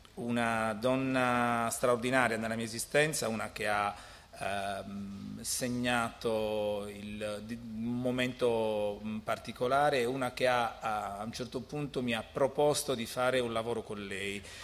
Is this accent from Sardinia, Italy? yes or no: yes; Alghero, Sardinia, Italy; io sono di Alghero e quindi parlo il catalano